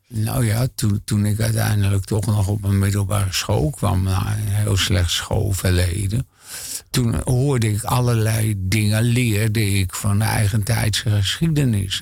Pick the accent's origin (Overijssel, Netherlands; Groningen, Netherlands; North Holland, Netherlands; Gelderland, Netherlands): North Holland, Netherlands; Hilversum; ik kom uit een eh, arbeidersgezin in Hilversum.